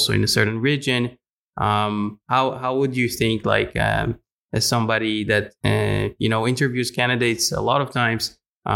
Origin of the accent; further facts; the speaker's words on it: Israel; now in Netherlands; an international person here in the Netherlands, I'm coming originally from Israel